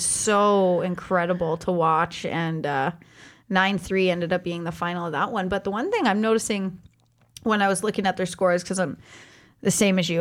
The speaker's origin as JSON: {"language": "English", "country": "Canada", "said": "I am Canadian"}